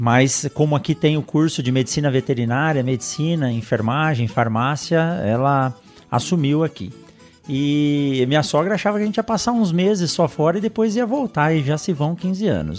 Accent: São Paulo, Brazil; moved away as an adult; also born or lived in Botucatu; now in Sinop, Brazil; Eu nasci em São Paulo, na capital de São Paulo

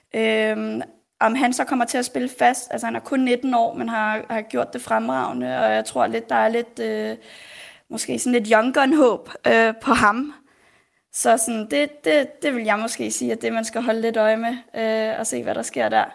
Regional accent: Denmark; Jeg er jo født og opvokset her i Danmark

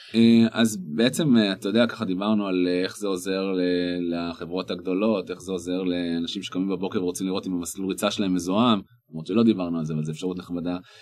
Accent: the Krayot, Haifa District, Israel; moved away; אני במקום מהקריות

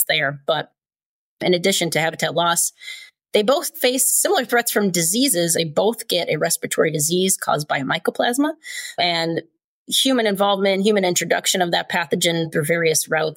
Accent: Chicago, Illinois, United States; moved away; also born or lived in Southern Nevada / Southern California; I grew up in Chicago

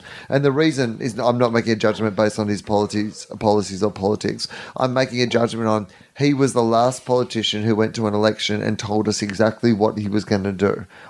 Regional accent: Australia

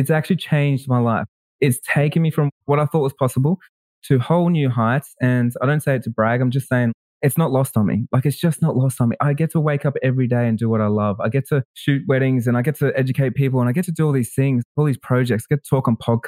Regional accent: Melbourne, Victoria, Australia; I'm from Melbourne, Australia

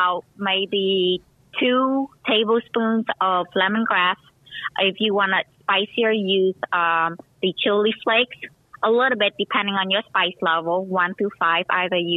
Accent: Vietnam; moved away; also born or lived in Cambodia; I was born in Cambodia. My mom is half Cambodian, half Chinese. My dad is full Vietnamese. I even have a Cambodian name because pretty much 6 years of my life, my first 6 years of my life, all I knew was Cambodia

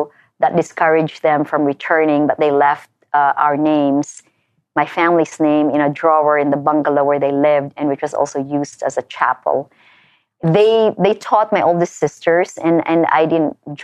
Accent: Philippines; moved away as an adult; now in United States; I came here as a Filipino

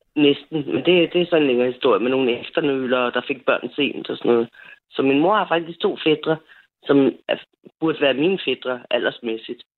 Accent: Frederiksberg, Capital Region of Denmark, Denmark; also born or lived in Nørrebro / Kastrup / Herlev; now in Lyngby, Denmark; jeg bor i Lyngby, men jeg er født og opvokset på Frederiksberg

